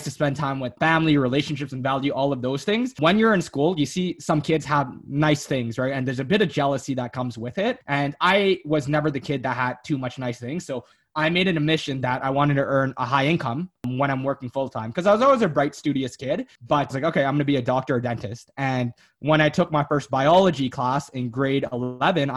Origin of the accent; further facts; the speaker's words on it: Canada; they immigrated down to Canada, worked a ton of blue labor jobs, right? Like 90-hour work weeks, making minimum wage to make ends meet. And then eventually they had my sister